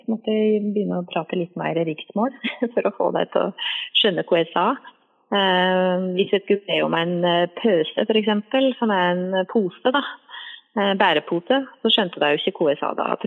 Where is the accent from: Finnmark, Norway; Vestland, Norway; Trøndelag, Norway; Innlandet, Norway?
Innlandet, Norway; accent: Valdres; now in Gjøvik, Norway; jeg er nok ikke like flink til å prate, prate Valdres når jeg bor her på Gjøvik